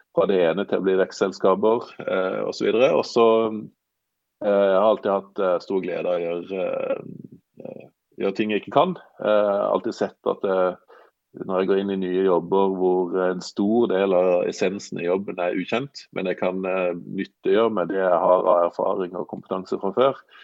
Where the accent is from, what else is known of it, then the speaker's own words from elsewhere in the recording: Sørlandet, Norway; accent: Sørlandet dialect (preserved 1995-style); moved away as an adult; also born or lived in Trondheim; jeg er fra Sørlandet, da, som dialekten eh, avslører